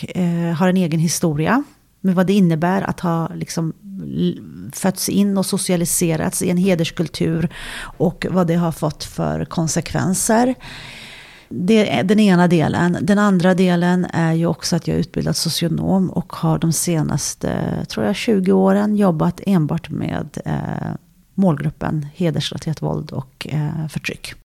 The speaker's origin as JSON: {"language": "Swedish", "country": "Sweden", "tie": "born or raised there", "said": "jag är född och uppvuxen i Sverige"}